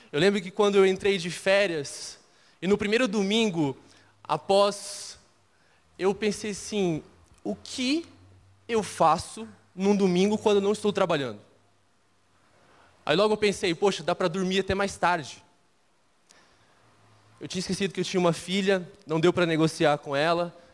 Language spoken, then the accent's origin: Portuguese; Minas Gerais, Brazil; eu sou mineiro, então eu não vou soltar nenhum ai na pregação, pode ficar tranquilo. E talvez você vai começar a perceber que eu não tenho tanto o mineirês. Eu já deixei um pouco, mas minha cultura ah, é muito mineira.